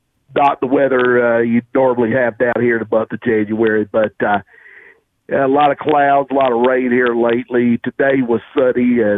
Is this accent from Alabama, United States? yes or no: no; Tennessee, United States; growing up in Tennessee